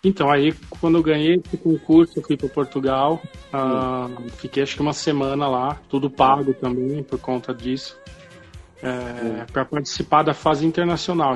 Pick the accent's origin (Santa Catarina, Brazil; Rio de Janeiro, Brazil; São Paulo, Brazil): São Paulo, Brazil; interior of; also born or lived in Ribeirão Preto; eu morava no interior de São Paulo, assim, eu nasci em São Paulo, fui com meus pais morar no interior